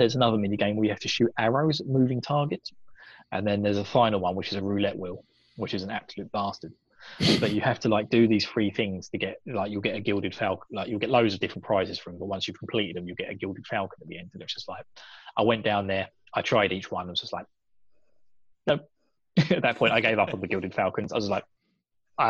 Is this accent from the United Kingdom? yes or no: yes; United Kingdom; me being British.